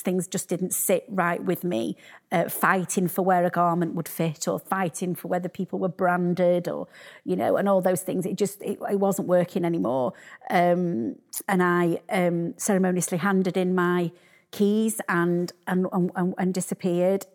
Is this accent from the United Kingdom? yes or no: yes; Sheffield, Yorkshire and the Humber, United Kingdom; I'm from Sheffield